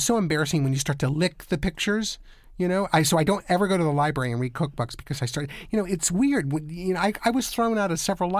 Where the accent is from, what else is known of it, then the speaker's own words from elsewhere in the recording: Virginia, United States; moved away; I'm from Virginia, and when I'm around my family, I start saying y'all and everything like that, too.